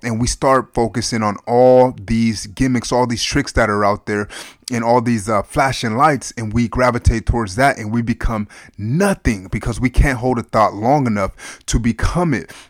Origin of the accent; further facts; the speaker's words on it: United States; I love being an American